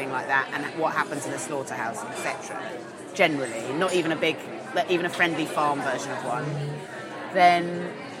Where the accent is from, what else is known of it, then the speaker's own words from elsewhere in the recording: Swanage, South West England, United Kingdom; I had a friend called Hayley when I was growing up in Swanage